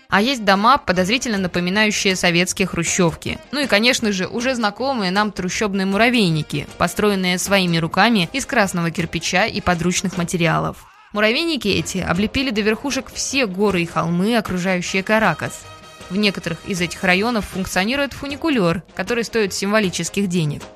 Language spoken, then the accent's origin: Russian; Russia; мы из России